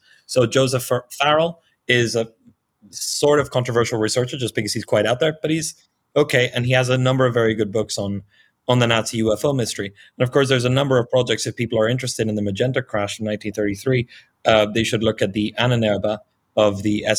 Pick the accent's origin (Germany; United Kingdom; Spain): Spain; Marbella, Andalusia; It's a very little known research project that allegedly occurred in Marbella, which is my hometown, which is where I am currently in, with very promising leads.